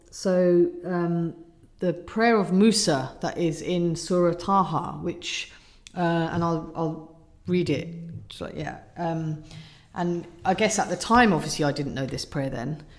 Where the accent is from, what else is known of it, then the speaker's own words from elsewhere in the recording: Surrey, South East England, United Kingdom; I grew up in Surrey in a nice cul-de-sac